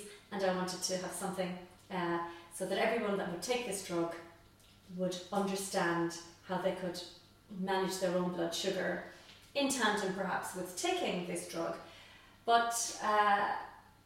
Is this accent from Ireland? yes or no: yes; Tipperary, Munster, Ireland; also born or lived in Cork; I come from Tipperary